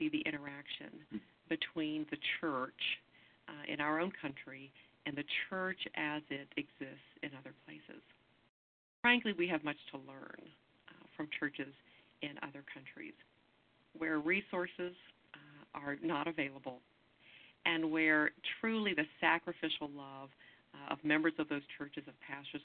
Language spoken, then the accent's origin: English; Mississippi, United States; I grew up in Mississippi as a United Methodist preacher's kid